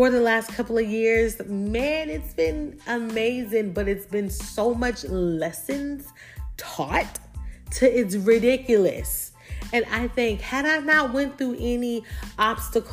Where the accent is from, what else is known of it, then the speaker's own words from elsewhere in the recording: Hemingway, South Carolina, United States; accent: country twang; I'm from the South. So if you hear a little country, little twang in there, I am from South Carolina, a small little town called Hemingway, South Carolina